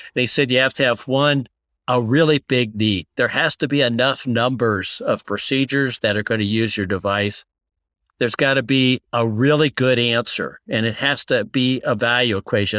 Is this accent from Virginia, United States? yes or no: no; Columbus, Ohio, United States; they recruited me back to Columbus. So I, I came back to my hometown